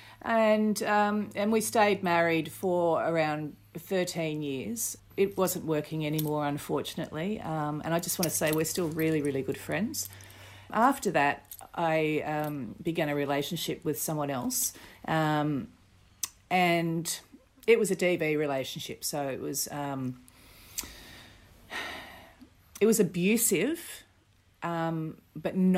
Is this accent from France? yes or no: no; Botany, New South Wales, Australia; I grew up in Botany, in New South Wales